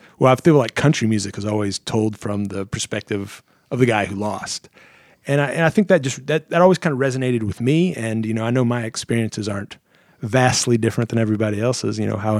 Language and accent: English; Missouri, United States; moved away; also born or lived in Arizona; Growing up in Missouri, I was really into bluegrass and like the … stuff like that.